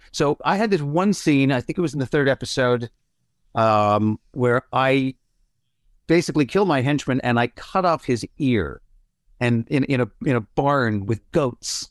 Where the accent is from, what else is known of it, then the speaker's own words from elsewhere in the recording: Toronto, Ontario, Canada; moved away as an adult; also born or lived in Vancouver; now in Los Angeles, United States; I left Toronto thirty years ago for Vancouver and then Vancouver's to L A. So I, I haven't lived in my hometown in a long time.